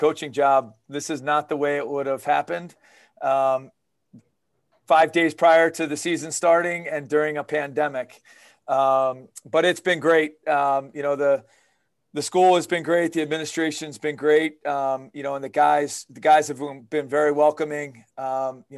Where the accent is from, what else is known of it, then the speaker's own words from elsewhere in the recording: Baltimore, Maryland, United States; I grew up in Baltimore